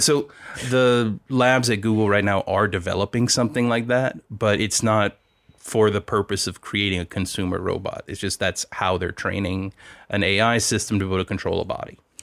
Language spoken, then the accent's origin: English; Louisiana, United States; moved away; also born or lived in Silicon Valley / Lafayette; I'm from Louisiana